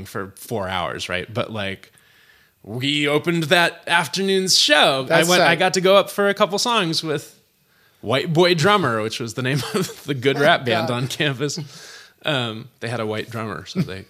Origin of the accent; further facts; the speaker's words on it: Berkeley, California, United States; also born or lived in San Francisco / Oakland / Albany; by the time I started school, by the time I started kindergarten, I was in Berkeley. And I went to school there until I graduated Berkeley High